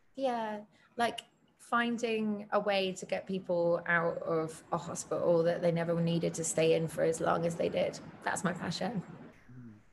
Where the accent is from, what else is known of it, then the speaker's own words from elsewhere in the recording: United Kingdom; me as a as a British person